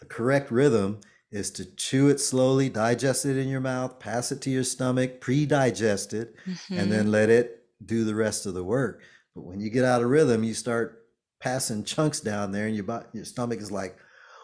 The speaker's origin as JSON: {"language": "English", "country": "Jamaica", "said": "I'm Jamaican"}